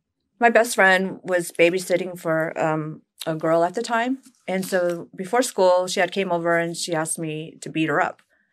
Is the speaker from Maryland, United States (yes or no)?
no; Las Vegas, Nevada, United States; also born or lived in Fort Sill, Oklahoma; my mom came out here when I was 6 years old. And then actually I've been out here ever since. So I love Vegas. Vegas strong. This will always be my stomping grounds. But don't get me wrong. I still have my country roots